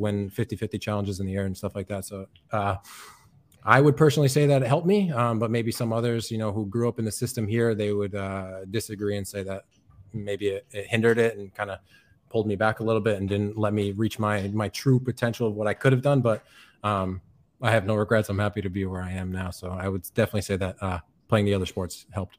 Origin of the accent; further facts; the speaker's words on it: Chicopee, Massachusetts, United States; moved away as an adult; now in Rostock, Germany; I'm from Chicopee, Massachusetts, uh, in the U S.